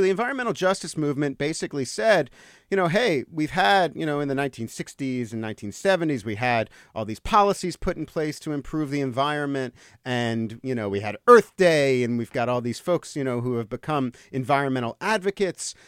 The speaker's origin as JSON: {"language": "English", "town": "Marlton", "region": "New Jersey", "country": "United States", "tie": "born or raised there", "also_born_or_lived": "Los Angeles", "moved": "as an adult", "said": "I grew up in, I grew up in New Jersey, in southern New Jersey, uh, in a, in a s, town called Marlton, about ten minutes from Camden."}